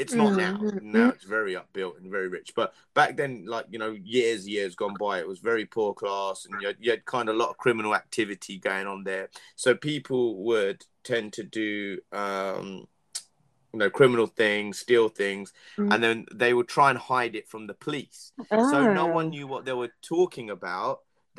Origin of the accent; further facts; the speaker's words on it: East of England, United Kingdom; I speak because I'm from Essex, and we speak things like Cockney rhyming slang.